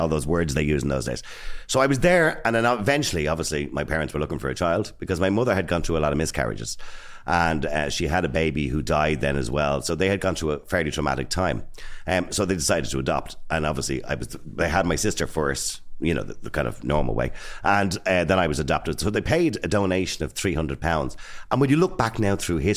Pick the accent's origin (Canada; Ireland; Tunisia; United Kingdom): Ireland; Dublin, Leinster; I grew up in Edenmore.